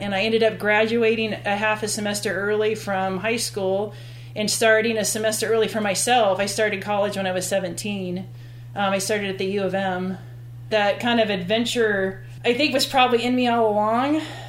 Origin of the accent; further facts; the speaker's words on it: Stevensville, Montana, United States; Well, I'm actually a Montanan. I grew up down in the Bitterroot Valley in Stevensville, Montana, at the base of St. Mary's Peak. I'm the oldest of seven kids. Went to school in Stevensville for my whole entire primary and middle sch